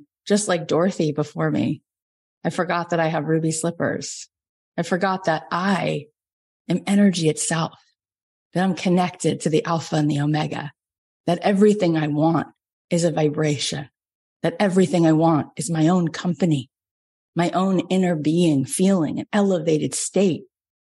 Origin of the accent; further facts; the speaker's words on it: Florida, United States; moved away as an adult; now in Los Angeles, United States; I grew up in Florida, but I've been in LA for 20 years.